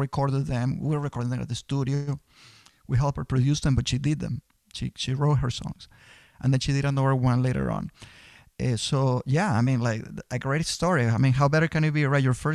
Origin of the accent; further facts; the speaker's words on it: Venezuela; moved away as an adult; also born or lived in Boston; now in United States; I'm originally from Venezuela. I came to the U.S. in 92